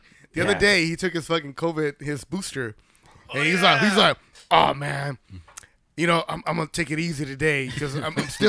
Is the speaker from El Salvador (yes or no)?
yes; El Salvador; moved away; I was born in Central America, bro.